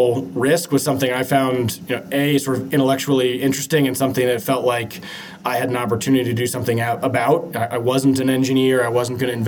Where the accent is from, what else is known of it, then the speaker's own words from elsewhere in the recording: Seattle, Washington, United States; grew up in Seattle.